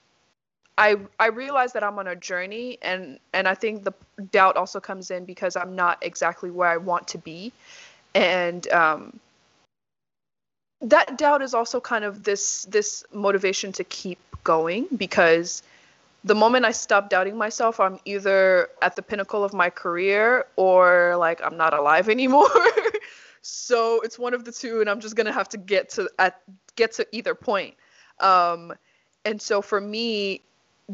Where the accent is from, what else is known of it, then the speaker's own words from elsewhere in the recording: Nashville, Tennessee, United States; also born or lived in Nigeria; now in Texas, United States; So I came here when I was 8 years old. My parents and I lived in Nashville, Tennessee. Went there for middle school, elementary school, and high school, and college